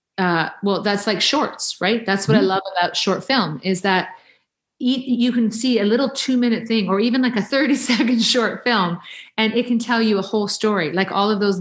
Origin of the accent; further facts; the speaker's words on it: Canada; as a Canadian actor